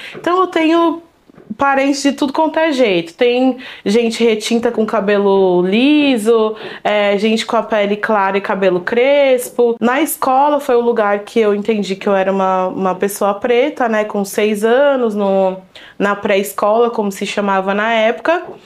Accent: São Paulo, Brazil; Eu nasci aqui em São Paulo, na Zona Sul, é, Vila Joaniza.

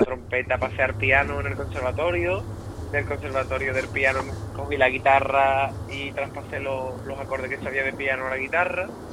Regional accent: Rota, Andalusia, Spain; accent: gaditano; soy roteño, un pueblo de Cádiz

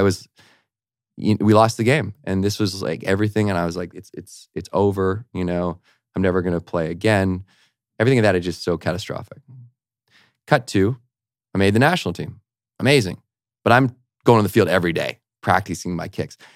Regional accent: Victoria, British Columbia, Canada; I also had an academic scholarship to university in my hometown, so all my buddies were going to the U Vic where I grew up

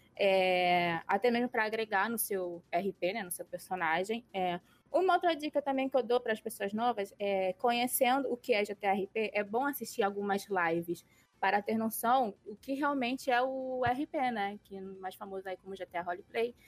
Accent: Rio de Janeiro, Brazil; tenho 24 anos e sou do Rio de Janeiro

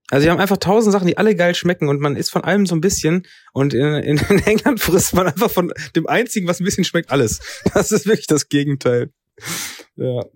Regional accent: Germany; als Deutscher

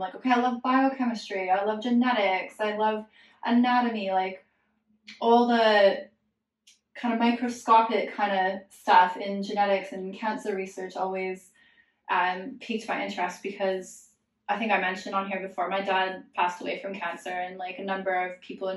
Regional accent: Alberta, Canada; I'm from Alberta in Canada, which is the Texas of Canada

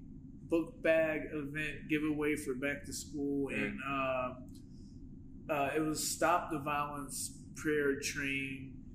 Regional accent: Pennsylvania, United States; I'm from Pennsylvania

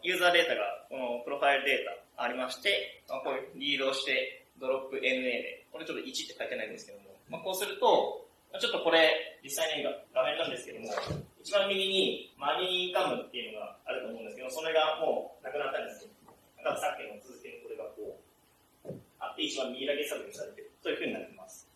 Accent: Kanazawa, Ishikawa, Japan; 金沢生まれ、金沢育ちで

